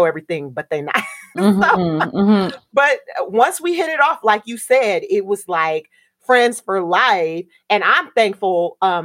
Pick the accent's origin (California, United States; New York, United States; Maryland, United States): California, United States; Southern; moved away; also born or lived in Miami; I am Black American from Southern California